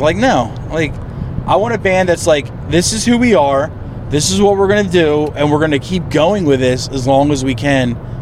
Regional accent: East Coast, United States; moved away; I come from the East Coast.

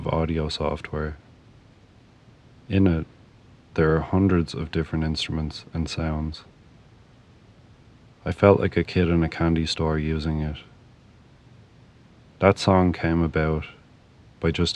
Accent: Ireland; moved away as an adult; also born or lived in Arizona / Chicago area; now in Chicago, United States; I'm from Ireland, and I moved over to the US about 10 years ago.

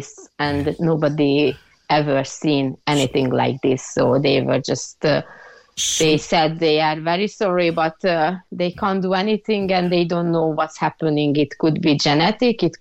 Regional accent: Hungary; now in Ireland; I'm originally from Hungary.

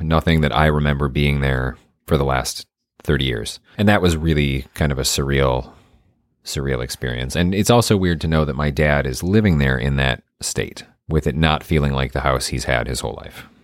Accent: Michigan, United States; moved away; my hometown in Michigan

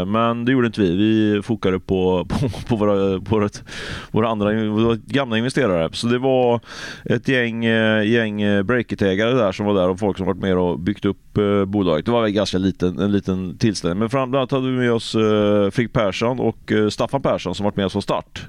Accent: Ljungskile, Västra Götaland, Sweden; jag kommer från Ljungskile också

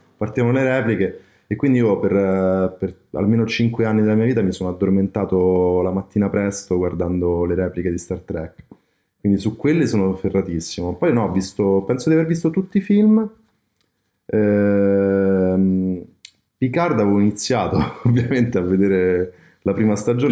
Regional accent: Rome, Lazio, Italy; da romano

